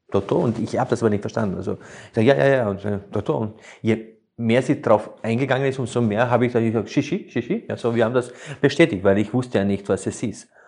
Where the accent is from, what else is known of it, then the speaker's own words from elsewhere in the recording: Slovenia; Es ist ja auch so, ich komme ja ursprünglich aus Slowenien und wir haben immer die Italiener bewundert, wenn sie bei Tisch saßen